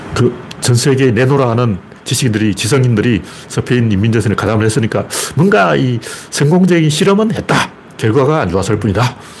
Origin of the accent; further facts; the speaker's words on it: Gyeongju, North Gyeongsang, South Korea; 특히 제가 경주 출신이라서